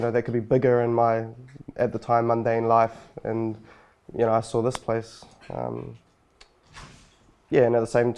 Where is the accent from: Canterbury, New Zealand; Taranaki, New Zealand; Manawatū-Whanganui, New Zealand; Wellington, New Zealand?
Wellington, New Zealand; Wainuiomata; also born or lived in Lower Hutt / Auckland; I grew up in Wanuamata